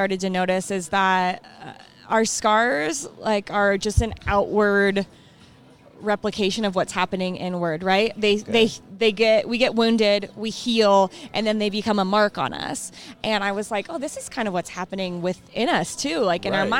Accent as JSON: {"language": "English", "town": "Lakewood", "region": "Colorado", "country": "United States", "tie": "born or raised there", "said": "I'm here from Colorado. I grew up in Lakewood playing soccer"}